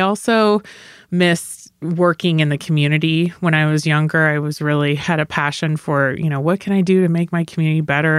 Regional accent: Sparks, Nevada, United States; now in Reno, United States; I grew up in Sparks, so I am a townie

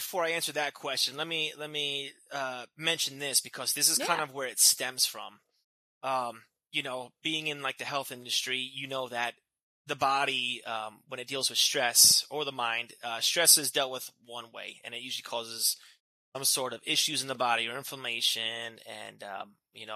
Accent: New Jersey, United States; moved away as an adult; now in California, United States; I'm originally from New Jersey. I was born and raised there my entire life.

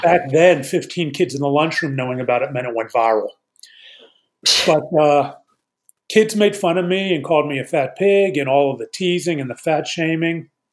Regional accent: Pittsburgh, Pennsylvania, United States; I grew up in Pittsburgh uh, in the 70s

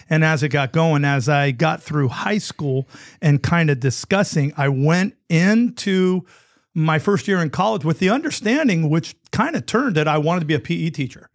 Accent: San Francisco Bay Area, California, United States; that was my hometown team

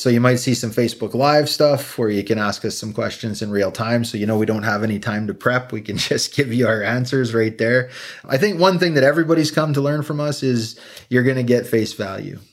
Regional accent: Slave Lake, Alberta, Canada; Slight Lake Alberta.

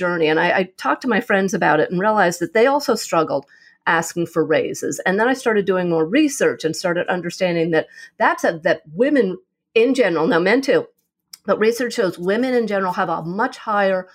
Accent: New York, United States; also born or lived in California; now in Arizona, United States; I'm originally from New York. I loved living in New York, grew up there, moved to California for a couple of years

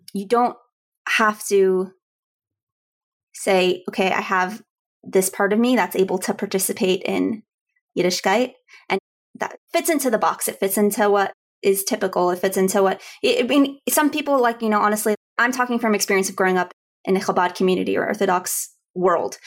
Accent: Houston, Texas, United States; I grew up in Houston, Texas

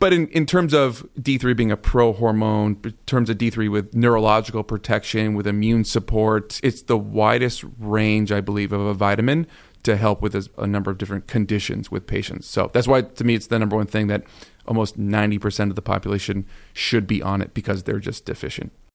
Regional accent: Arizona, United States; moved away; also born or lived in Las Vegas; I'm originally from Arizona, born and raised, sunshine every single day of my life. Lived in Las Vegas for nine years

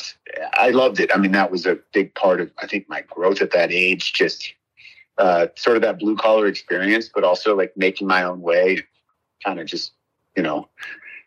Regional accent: San Francisco Bay Area, California, United States; moved away as an adult; also born or lived in San Diego / Los Angeles; I grew up in the Bay Area, San Francisco Bay.

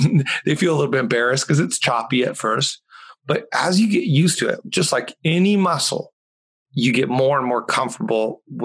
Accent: Mexico; English is a second language; Or football, as I grew up calling it in Mexico.

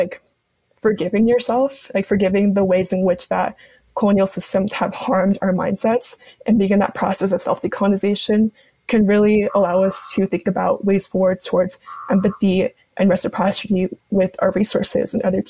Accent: Bolivia; I had the really amazing opportunity to actually go back to my home country, because I would go back like every 5 years or so.

